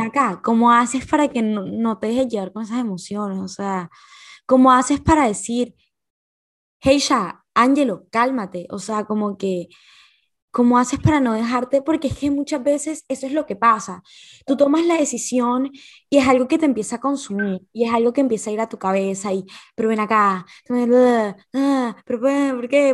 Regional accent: Barranquilla, Atlántico, Colombia; also born or lived in Valledupar, Colombia; Y después me vine a vivir a Barranquilla

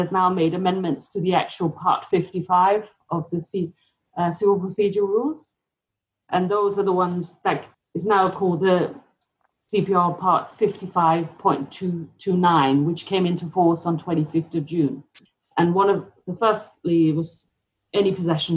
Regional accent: Denmark; now in United Kingdom; I'm from Denmark originally

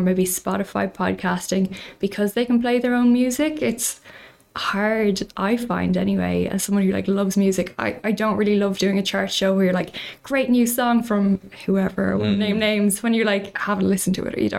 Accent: Maynooth, Leinster, Ireland; I'm from Maynooth

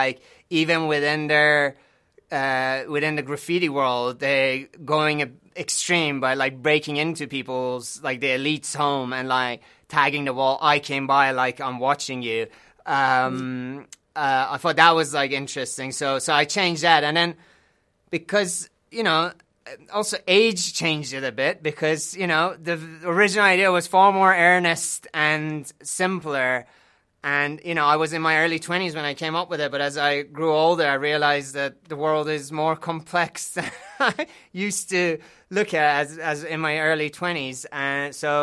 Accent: Iran; now in United Kingdom; growing up in Iran

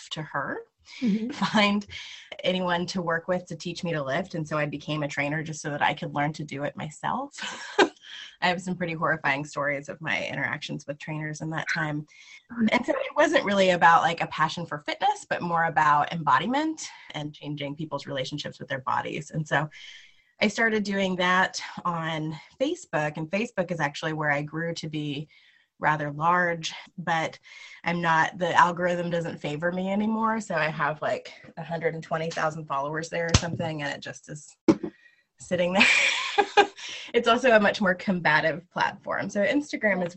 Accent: Lawrence, Kansas, United States; I'm from Lawrence, Kansas

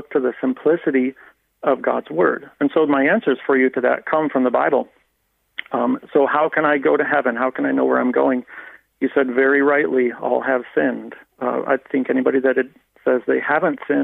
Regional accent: United States; moved away as an adult; now in Ireland; I grew up in the Baptist Church in America

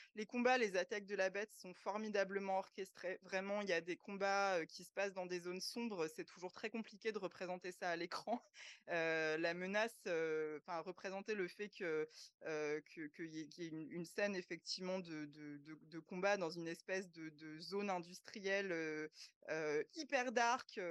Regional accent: France; chez nous en France

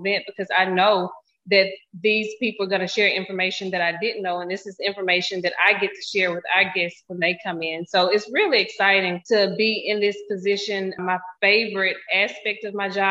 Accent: Cypress Creek, United States; now in Hattiesburg, United States; I'm from Cypress Creek. It's a little small town. So I could never not say that that's where I'm from because that's where I went to high school

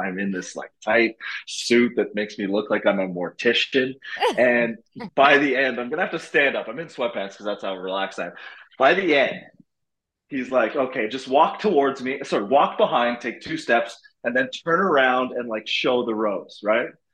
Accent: Montreal, Quebec, Canada; moved away as an adult; also born or lived in Los Angeles, United States; now in Toronto, Canada; I'm a Montreal kid, born and raised

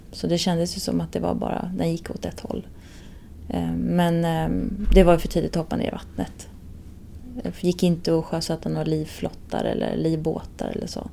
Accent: Stockholm, Stockholm County, Sweden; Stockholm hemma. Det är fortfarande hemma.

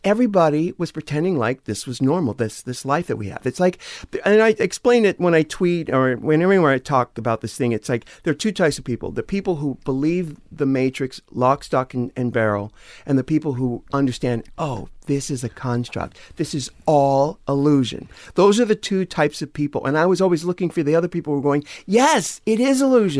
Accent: San Diego, California, United States; I'm from San Diego.

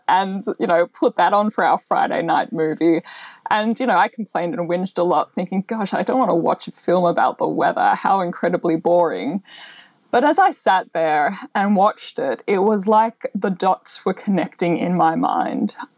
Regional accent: Melbourne, Victoria, Australia; I grew up in Melbourne. So I had quite a, an urban upbringing

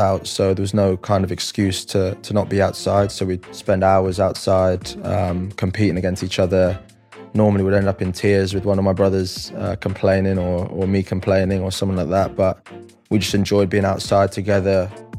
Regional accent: Singapore; also born or lived in Philippines; So growing up, I grew up in Asia, born in the Philippines, lived there for 7-8 years, then moved to Singapore when I was 8 or 9.

